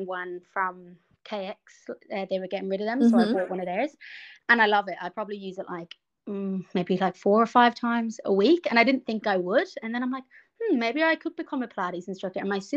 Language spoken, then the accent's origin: English; Ireland; moved away as an adult; now in Melbourne, Australia; I'm from Ireland as well, and I've been here for about 10 years now